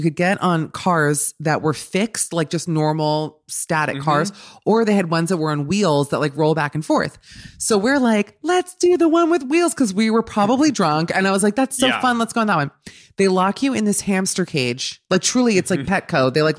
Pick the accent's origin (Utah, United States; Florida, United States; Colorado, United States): Florida, United States; Miami; As a Miami native, born and raised in Miami, my theory is that Orlando is like Vegas, where it's a destination.